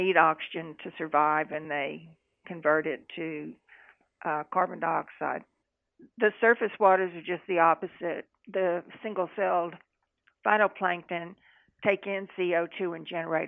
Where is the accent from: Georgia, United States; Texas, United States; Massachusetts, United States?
Texas, United States; moved away as an adult; now in Louisiana, United States; I am from Texas. My accent would probably tell you that.